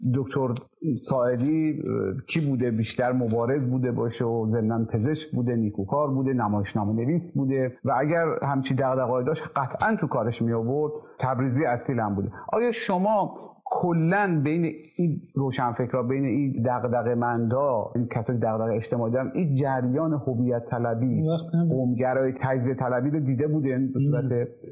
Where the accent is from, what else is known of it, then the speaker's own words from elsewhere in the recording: Khorasan, Iran; accent: Khorasani Persian; first language Khorasani Persian; moved away; زبان مادری ما مثلا فارسی خراسانی